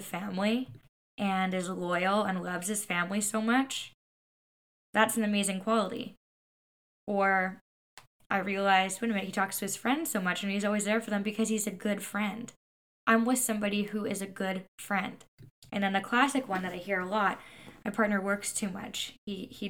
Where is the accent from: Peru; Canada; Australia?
Canada; I'm Canadian